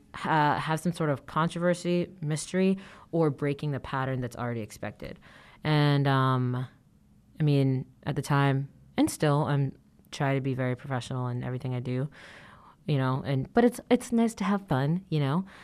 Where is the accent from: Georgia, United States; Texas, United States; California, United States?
Georgia, United States; Atlanta; moved away; going back to my hometown, Atlanta